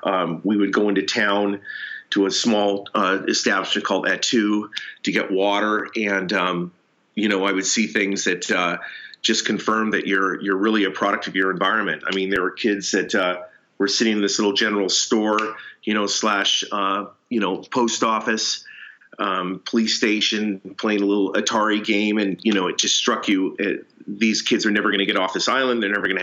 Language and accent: English; Seattle, Washington, United States; born there; also born or lived in Tacoma / Chehalis; My dad was a banker. We moved around. I was born in Seattle, moved to Tacoma, moved to Chehalis, did some interesting things down there, caught chickens as an example.